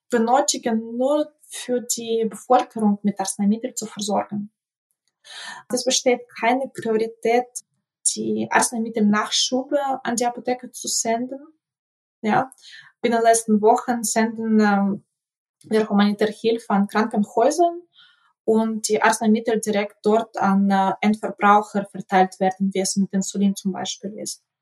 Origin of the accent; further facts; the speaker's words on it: Ukraine; Wie gesagt, in meiner Heimatstadt, also die Regale sind leer, es gibt sogar keinen Lindenbrotentee, es gibt gar nichts.